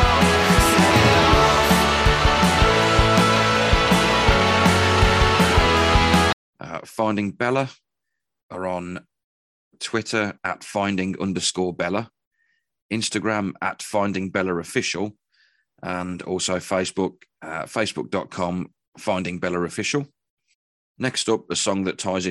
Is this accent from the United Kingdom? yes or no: yes; Stourbridge, West Midlands, United Kingdom; not far from my hometown of Stourbridge